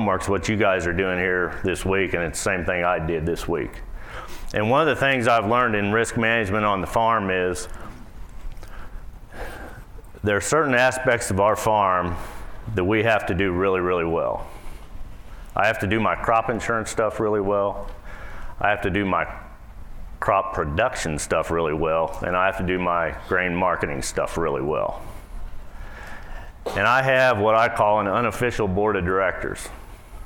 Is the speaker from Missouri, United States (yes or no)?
yes; Boonville, Missouri, United States; I'm from Boonville, Missouri